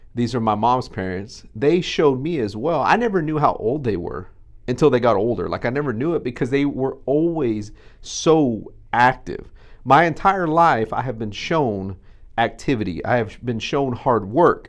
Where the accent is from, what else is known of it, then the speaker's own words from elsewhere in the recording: Texas, United States; we're Texan